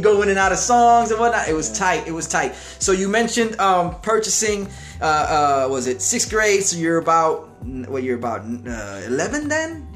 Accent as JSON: {"language": "English", "town": "Hialeah", "region": "Florida", "country": "United States", "tie": "born or raised there", "said": "growing up in Hialeah"}